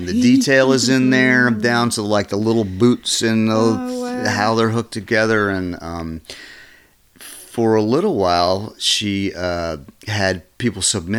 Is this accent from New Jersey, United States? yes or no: no; Lynchburg, Virginia, United States; born there; I was born in Lynchburg, Virginia.